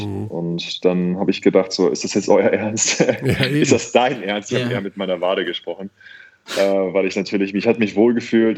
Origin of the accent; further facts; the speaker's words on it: Cologne, North Rhine-Westphalia, Germany; also born or lived in Bergisch Gladbach; Kölscher geht es gar nicht auf der Aachener Straße aufgewachsen